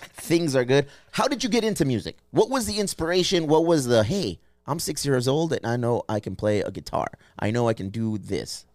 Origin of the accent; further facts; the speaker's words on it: California, United States; We're from California